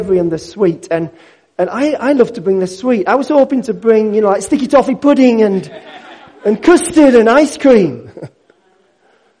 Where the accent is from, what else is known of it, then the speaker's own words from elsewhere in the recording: Yorkshire and the Humber, United Kingdom; I'm a Yorkshireman.